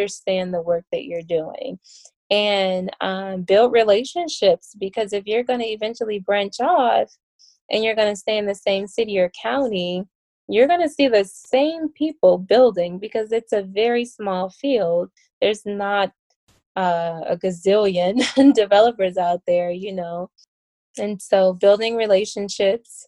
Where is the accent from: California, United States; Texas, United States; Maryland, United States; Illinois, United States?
Illinois, United States; Chicago; moved away; Chicago, because that is my hometown, and I have a very strong desire not to live there, not to move back